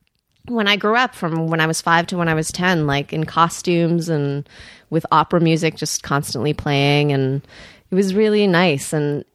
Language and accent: English; Cresskill, New Jersey, United States; also born or lived in Queens, New York; I grew up in New Jersey. I was born in New York, in Queens. And then my parents had the choice between Creskill, New Jersey, or a loft in Soho